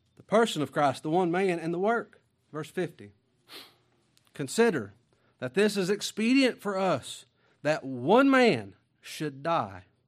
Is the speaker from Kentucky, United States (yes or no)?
yes; Kentucky, United States; also born or lived in Mississippi; I'm from Kentucky.